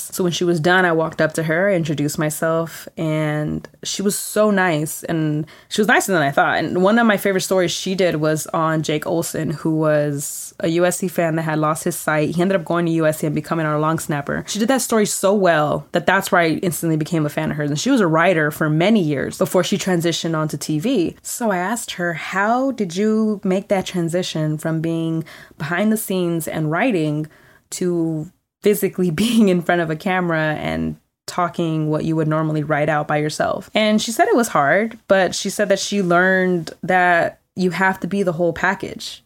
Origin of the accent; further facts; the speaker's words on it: California, United States; I'm born and raised in California